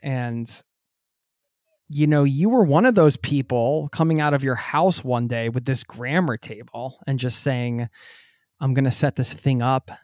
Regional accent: outside of Philadelphia, Pennsylvania, United States; where I grew up outside of Philadelphia

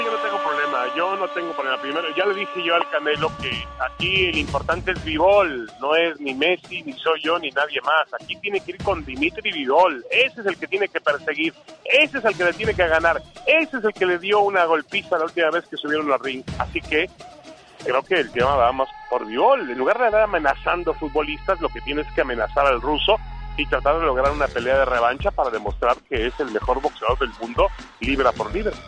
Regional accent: Mexico; yo soy mexicano

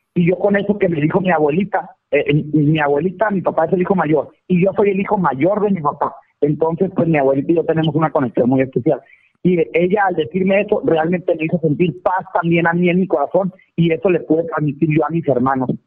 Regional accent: Valle de la Trinidad, Baja California, Mexico; moved away as an adult; also born or lived in United States; now in Mexicali, Mexico; Yo estoy en Mexicali, Baja California, más soy originario de Valle de la Peña, es mi pueblo

